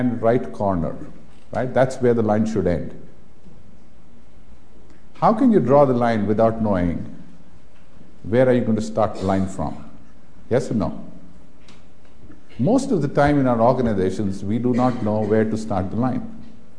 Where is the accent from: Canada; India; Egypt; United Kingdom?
India; I have been born and brought up in India